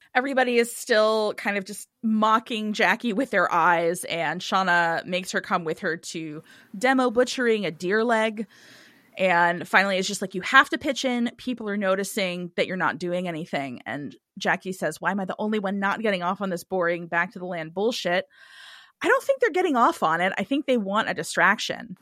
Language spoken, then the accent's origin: English; Cincinnati, Ohio, United States; I'm from Cincinnati